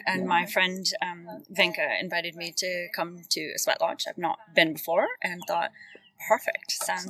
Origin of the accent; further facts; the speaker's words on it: United States; moved away as an adult; also born or lived in Netherlands; now in United Kingdom; Originally, I'm from the US. I'm living here. Been here now 17 years.